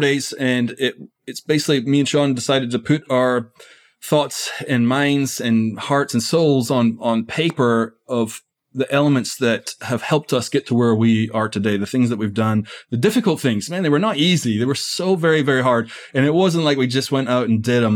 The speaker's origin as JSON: {"language": "English", "region": "Scotland", "country": "United Kingdom", "moved": "yes", "lives_now": "United States", "said": "I'm from Scotland originally. So I've been in America for twenty years."}